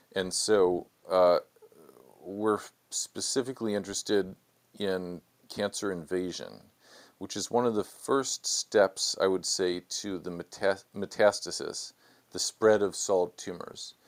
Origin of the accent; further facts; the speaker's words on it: Chicago, Illinois, United States; moved away as an adult; also born or lived in San Diego, California / Los Angeles, California; now in Washington, D.C., United States; born and raised in Chicago